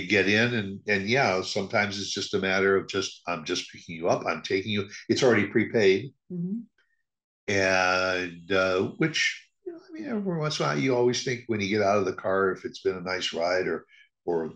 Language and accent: English; Midwest, United States; growing up in the Midwest